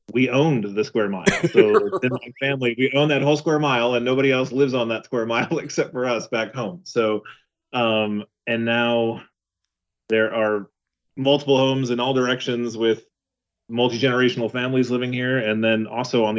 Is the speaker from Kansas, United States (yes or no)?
yes; Western Kansas, United States; I am from a very small town in Western Kansas.